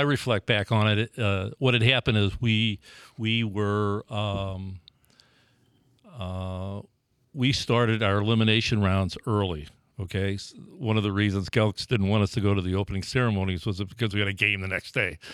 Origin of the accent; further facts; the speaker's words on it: St. Louis, Missouri, United States; also born or lived in Dellwood, Missouri; I grew up in Holy Rosary in Saint Engelbert, which, which were neighborhood parishes.